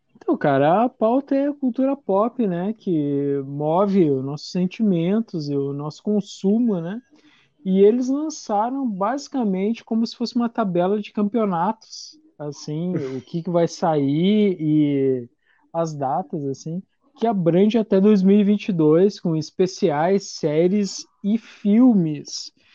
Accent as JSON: {"language": "Portuguese", "country": "Brazil", "said": "eu como brasileiro"}